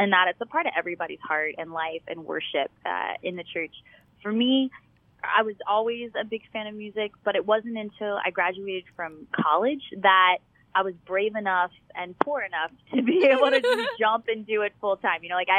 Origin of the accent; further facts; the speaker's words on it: Baton Rouge, Louisiana, United States; now in Dallas, United States; So I grew up in Baton Rouge, Louisiana. It's the capital of Louisiana, just a block away from the St. Joseph Convent.